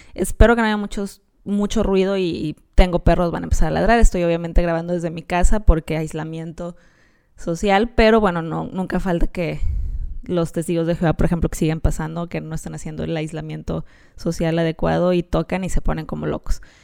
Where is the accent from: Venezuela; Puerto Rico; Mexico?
Mexico; somos los mexicanos